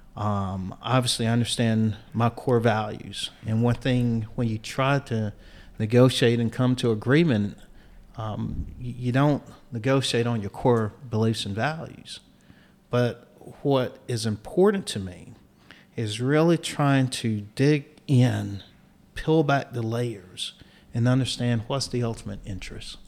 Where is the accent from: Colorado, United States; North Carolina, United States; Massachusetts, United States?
North Carolina, United States; Eastern; growing up in Eastern North Carolina